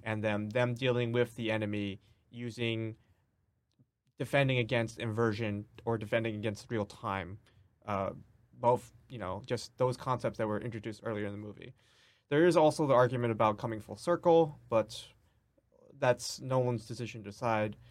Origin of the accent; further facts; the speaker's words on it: New York City, New York, United States; I grew up in New York City